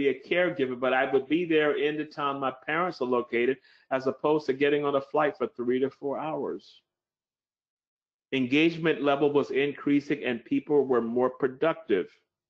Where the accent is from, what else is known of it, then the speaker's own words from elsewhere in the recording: Oklahoma, United States; But maybe I could move back to my hometown in Oklahoma in the middle of the US and work from there